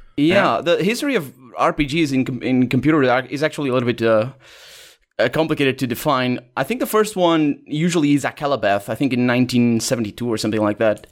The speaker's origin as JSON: {"language": "English", "country": "Portugal", "tie": "born or raised there", "second_language": "English", "said": "I was born in Portugal. I live in Portugal. Never left the country, basically."}